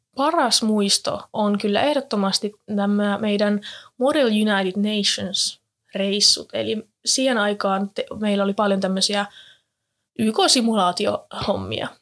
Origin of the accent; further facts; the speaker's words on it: Jyväskylä, Central Finland, Finland; moved away as an adult; now in Turku, Finland; olen alun perin kotoisin täältä Jyväskylästä, täällä käynyt kaikki koulut